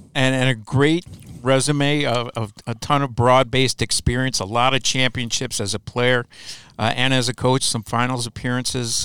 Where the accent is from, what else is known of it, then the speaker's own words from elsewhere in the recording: Chicago, Illinois, United States; moved away; also born or lived in Lansing, Michigan; I grew up in Chicago